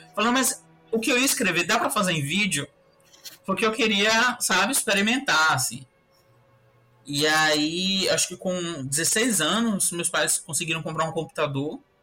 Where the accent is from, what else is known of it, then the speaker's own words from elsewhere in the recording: Salvador, Bahia, Brazil; era um bairro de, de periferia mesmo, daqui de Salvador, um bairro chamado Uruguai. E aí eu cresci lá na Cidade Baixa